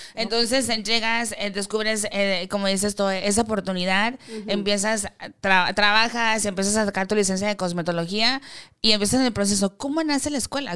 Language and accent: Spanish; Mexico; como latino, como mexicano, lo quiero decir mexicano